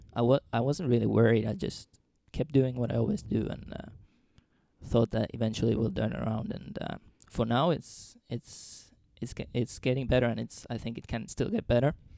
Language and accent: English; Finland; moved away as an adult; also born or lived in Trondheim, Norway / Dundee, Scotland; now in Skien, Norway